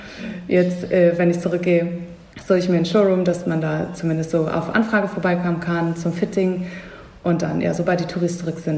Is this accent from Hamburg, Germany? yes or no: yes; Hamburg, Germany; In meiner Heimat Hamburg